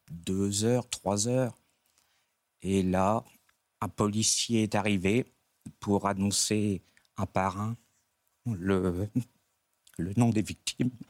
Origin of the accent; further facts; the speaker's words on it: Dieppe, Normandy, France; moi je suis de la région diepoise